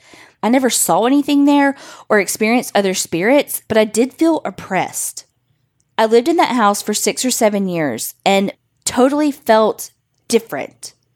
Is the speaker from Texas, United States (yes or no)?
yes; Texas, United States; I'm from Texas.